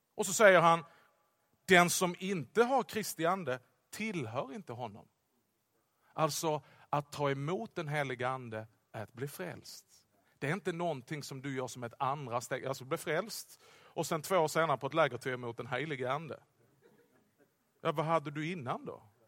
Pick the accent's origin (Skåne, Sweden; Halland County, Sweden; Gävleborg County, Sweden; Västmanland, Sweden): Skåne, Sweden; accent: Scanian; jag talar skånska hela tiden, men extra skånska